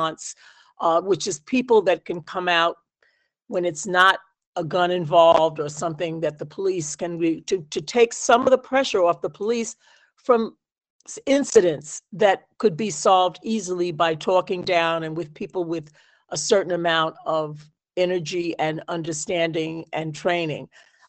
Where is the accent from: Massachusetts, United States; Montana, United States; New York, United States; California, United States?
New York, United States; moved away as an adult; now in Amherst, United States; as a New Yorker coming to Amherst and this area